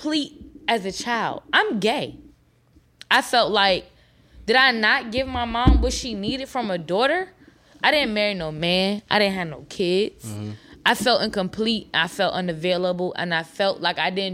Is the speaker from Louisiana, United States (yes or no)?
no; New York, United States; moved away; I'm from New York. My whole family drove down here in the same day